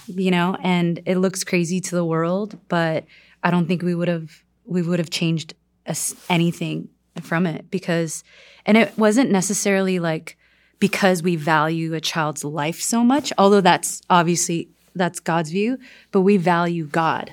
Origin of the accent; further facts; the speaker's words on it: South Korea; now in United States; I'm from South Korea